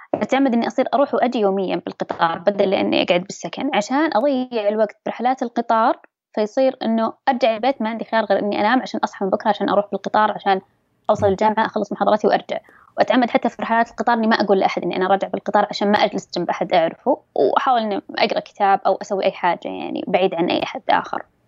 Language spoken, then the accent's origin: Arabic; Dammam, Eastern Province, Saudi Arabia; أنا من سكان أي منطقة قلت له بالدمام